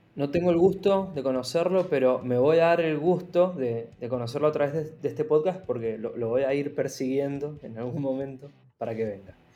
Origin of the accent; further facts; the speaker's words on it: Mendoza, Argentina; Yo soy de Mendoza, donde la industria del vino es muy fuerte